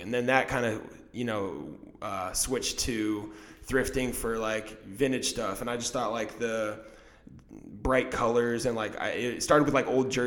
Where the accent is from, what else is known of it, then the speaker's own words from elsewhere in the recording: Indianapolis, Indiana, United States; also born or lived in Culver, Indiana; I grew up in Indy, but I hadn't lived there for 4 years